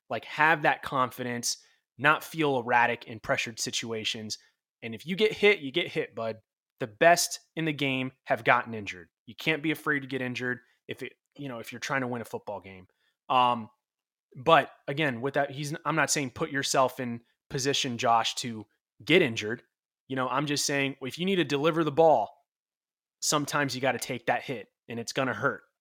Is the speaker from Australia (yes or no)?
no; Florida, United States; Um, then I grew up in Florida